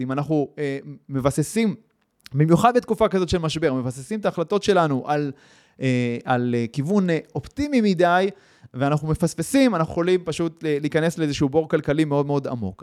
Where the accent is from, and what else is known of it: Israel